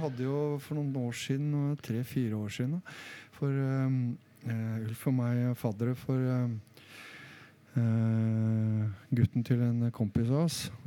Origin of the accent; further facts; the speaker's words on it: Solbergelva, Buskerud, Norway; jeg er fra Solbergelva